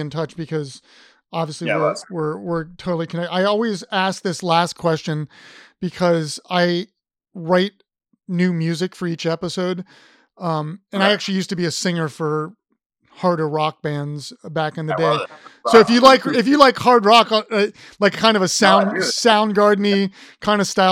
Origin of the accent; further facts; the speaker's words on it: Ohio, United States; I'm from Ohio.